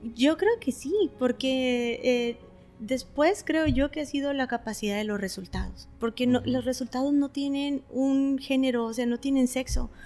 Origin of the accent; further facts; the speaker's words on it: Tijuana, Baja California, Mexico; also born or lived in Tecate, Mexico; nací en Tecate. Sí, esa parte es donde yo nací en Tecate, pero estamos a 45 minutos y realmente tengo 20, más de 25 años viviendo en Tijuana. Yo me considero tijuanense.